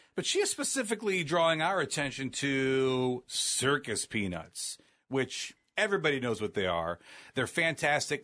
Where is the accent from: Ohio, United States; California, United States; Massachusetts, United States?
Ohio, United States; Northeast; born and raised in Northeast Ohio